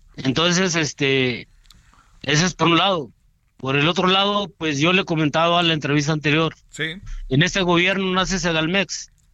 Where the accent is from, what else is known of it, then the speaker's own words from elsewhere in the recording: Mexico; como mexicanos